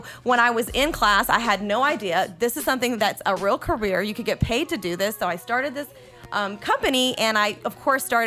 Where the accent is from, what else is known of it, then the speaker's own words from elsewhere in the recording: Atlanta, Georgia, United States; also born or lived in Jordan; I was born in Jordan in the Middle East, and I came to Atlanta when I was 5, been here ever since